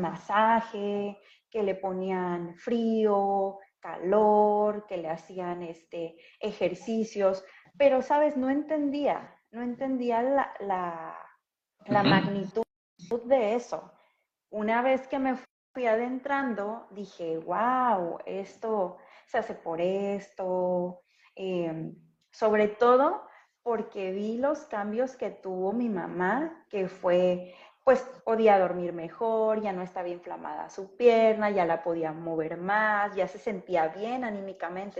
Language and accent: Spanish; Acapulco, Guerrero, Mexico; yo soy de Acapulco